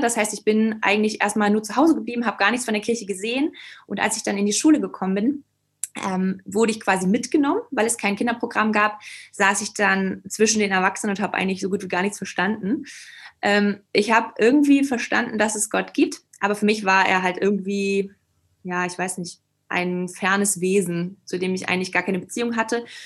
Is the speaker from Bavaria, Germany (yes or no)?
no; Schleswig-Holstein, Germany; moved away as an adult; also born or lived in Hamburg; now in Leipzig, Germany; ich komme aus Norddeutschland, aus Schleswig-Holstein